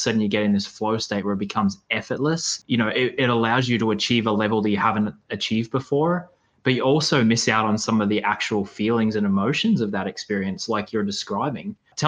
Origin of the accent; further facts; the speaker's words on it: Australia; I do remember cheering against you as an Aussie.